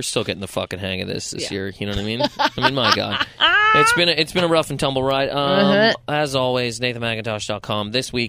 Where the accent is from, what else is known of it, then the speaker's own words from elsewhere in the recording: Halifax, Nova Scotia, Canada; moved away; my hometown of Halifax, Nova Scotia.